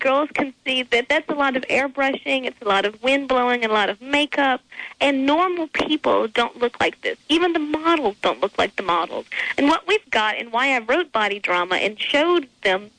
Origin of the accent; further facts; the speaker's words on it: Martinsville, Virginia, United States; I grew up in a really normal country town called Martinsville, Virginia